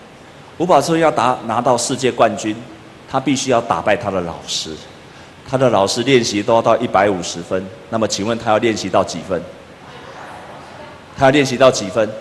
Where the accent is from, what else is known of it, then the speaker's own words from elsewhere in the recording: Taiwan; 我就想到我们台湾人一开始做面包跟谁学的？也是跟日本人学的啊。